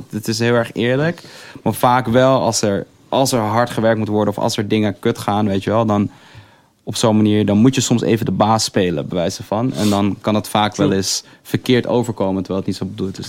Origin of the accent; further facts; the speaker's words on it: Amsterdam, North Holland, Netherlands; ik zeg dat ik uit Amsterdam kom